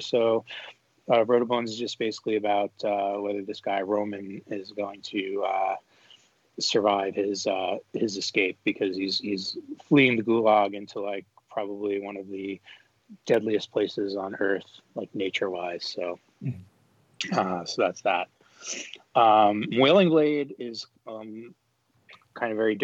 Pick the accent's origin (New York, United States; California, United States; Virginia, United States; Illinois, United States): New York, United States; I'm from New York